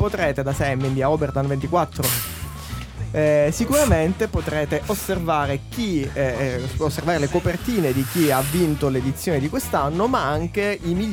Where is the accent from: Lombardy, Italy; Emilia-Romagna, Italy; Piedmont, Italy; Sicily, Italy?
Sicily, Italy; Caltanissetta; io lo dicevo da ragazzino a Caltanissetta